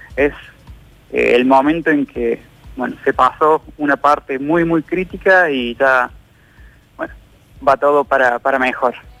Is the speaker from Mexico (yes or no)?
no; Villa Dolores, Córdoba, Argentina; Yo soy de Villa Dolores